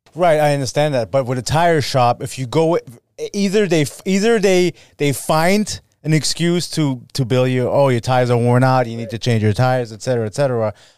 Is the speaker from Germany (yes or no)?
yes; Germany; moved away; I'm from Germany